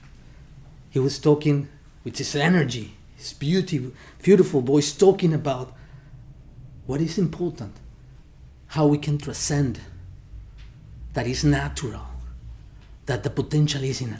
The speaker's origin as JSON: {"language": "English", "country": "Mexico", "moved": "yes", "said": "I'm originally from Mexico"}